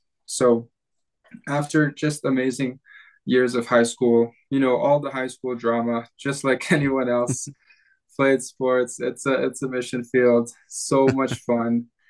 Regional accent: Sulawesi, Indonesia; I was born and raised in Indonesia, went to school mostly at international schools did some homeschool there, but on the island of Sulawesi.

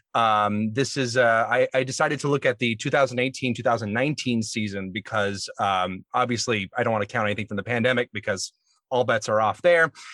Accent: Alabama, United States; Alabama native

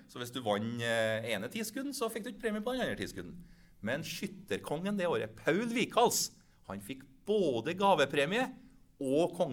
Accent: Steinkjer, Trøndelag, Norway; og så er jeg jo sjøl fra Steinkjer, så jeg tar med den retten

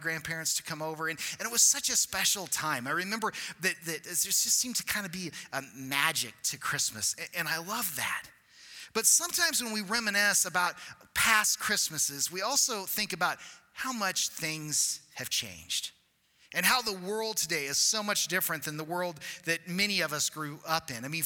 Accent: Cortez, United States; growing up in a small town, I grew up in Cortez and in a small church

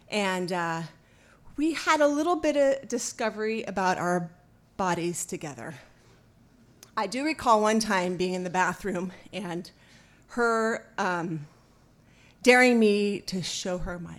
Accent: Oakland, California, United States; We grew up in Oakland, Oakland Naval Base.

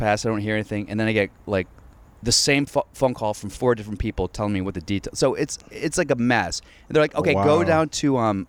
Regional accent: Alexandria, Virginia, United States; No, I grew up in Alexandria. So I went to T.C. Williams.

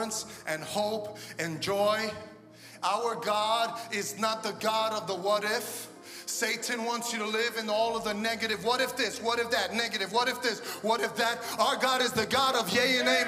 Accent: New York City, New York, United States; I'm from Brooklyn.

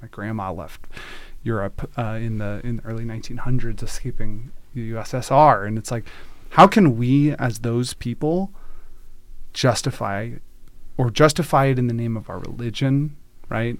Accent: Durham, North Carolina, United States; moved away as an adult; also born or lived in Virginia / Oakland, California; now in Redmond, United States; didn't grow up in Israel, grew up, um, grew up in North Carolina

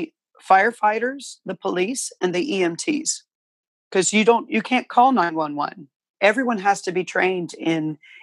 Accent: Peebles, Ohio, United States; first language English; moved away; born in Peebles, Ohio, on a farm.

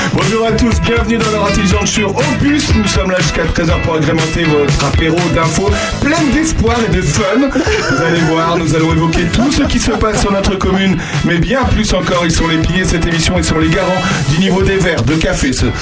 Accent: Charente, Nouvelle-Aquitaine, France; je suis charentais

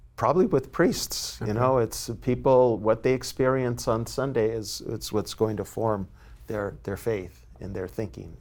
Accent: San Diego, California, United States; now in San Francisco, United States; I was born and raised in San Diego

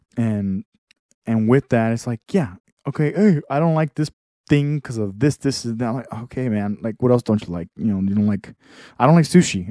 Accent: Texas, United States; I'm from Texas

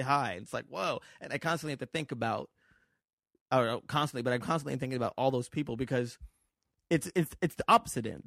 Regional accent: Las Vegas, Nevada, United States; also born or lived in New York; now in Los Angeles, United States; I grew up in Vegas

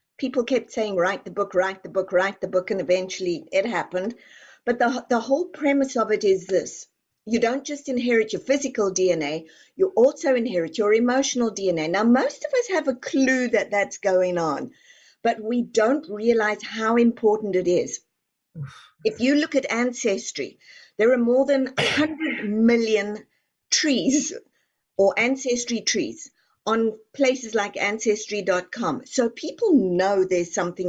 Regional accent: Texas, United States; I am from Texas

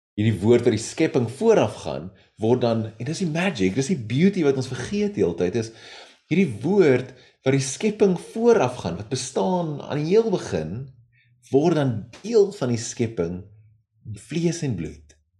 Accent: South Africa; ons is as Suid-Afrikaners

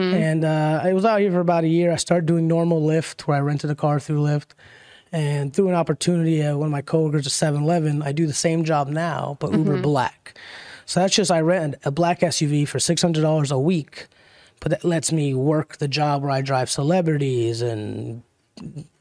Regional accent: South Florida, United States; moved away as an adult; now in Los Angeles, United States; I'm from South Florida

